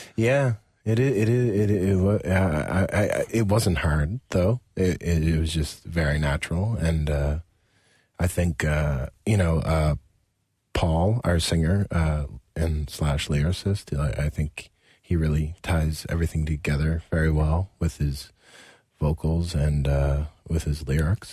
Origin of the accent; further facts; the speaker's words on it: Nova Scotia, Canada; we were from very small towns in Nova Scotia